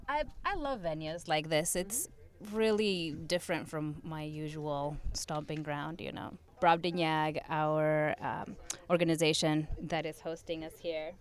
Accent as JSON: {"language": "English", "country": "Uruguay", "moved": "yes", "lives_now": "Philadelphia, United States", "said": "I'm originally from Uruguay."}